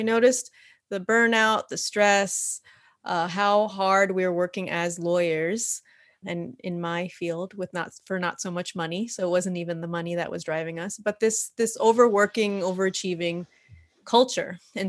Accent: New York, United States; now in California, United States; I'm originally from New York. That's what brought me out to California and to the Bay Area

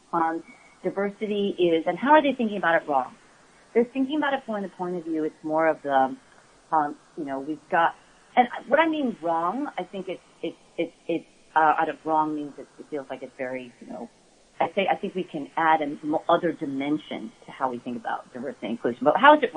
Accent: United States; I'm Korean. I'm the first person born in my family in the States

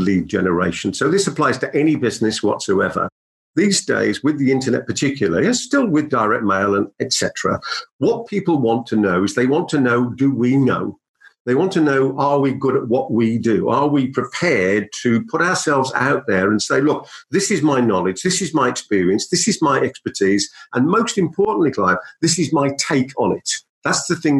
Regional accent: Birmingham, West Midlands, United Kingdom; accent: Brummie; my Brummie accent

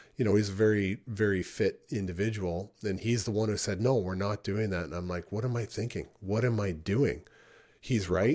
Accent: Niagara Falls, Ontario, Canada; I grew up in Niagara Falls, Ontario, and it's a rough town.

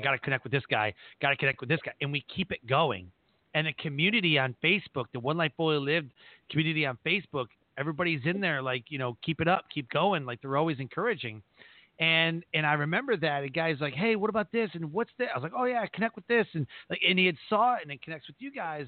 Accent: Detroit, Michigan, United States; That's my hometown. I was born in Detroit.

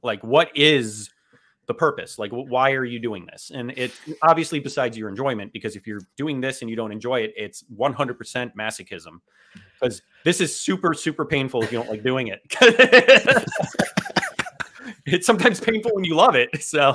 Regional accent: South Florida, United States; South Florida, it's there's the influences that are global down here, and when you're here your entire life, you pick up on everything

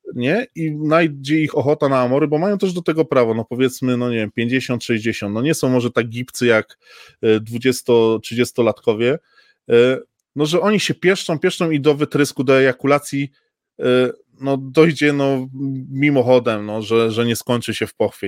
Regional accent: Silesian Voivodeship, Poland; jestem tutaj ze Śląska

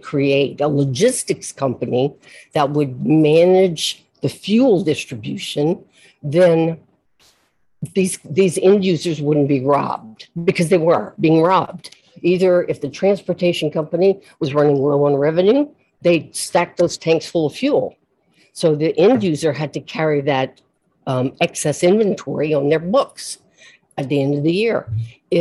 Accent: South Louisiana, United States; I'm from South Louisiana and I'm Catholic

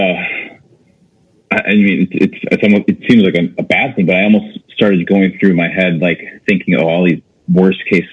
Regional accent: Wisconsin, United States; moved away as an adult; also born or lived in San Diego / Boulder, Colorado / Miami; now in Minneapolis, United States; I grew up in Wisconsin

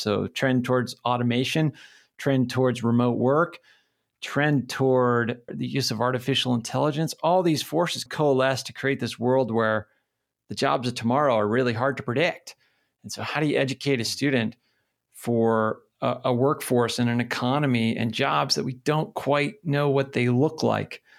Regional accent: New Hampshire, United States; moved away as an adult; also born or lived in Pennsylvania / California / Philadelphia / Connecticut; now in Missoula, United States; I grew up in New Hampshire

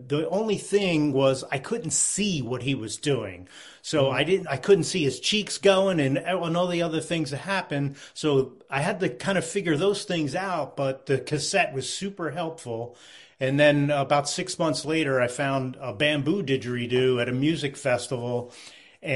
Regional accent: Philadelphia, Pennsylvania, United States; now in Vermont, United States; I grew up in the Philadelphia area

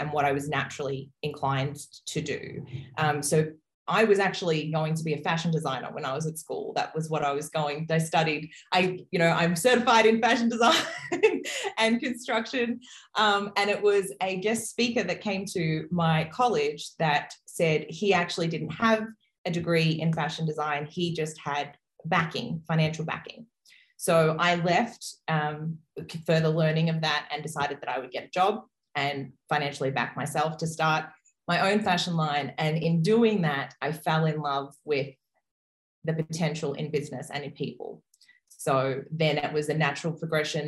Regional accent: Brisbane, Queensland, Australia; I am a woman from Brisbane, Australia

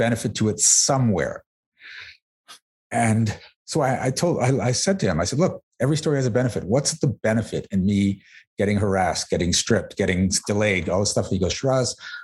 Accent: Mississauga, Ontario, Canada; born or raised there

